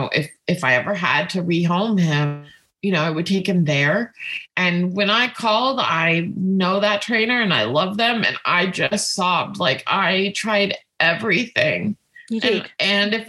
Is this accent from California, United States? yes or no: yes; California, United States; moved away; also born or lived in New York; I'm from California